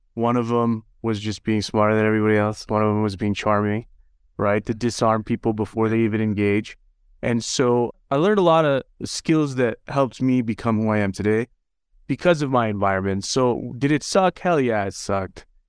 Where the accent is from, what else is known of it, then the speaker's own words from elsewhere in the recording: Utah, United States; also born or lived in Los Angeles; we moved from Los Angeles to Utah, where my dad had some family, and, and so I actually grew up here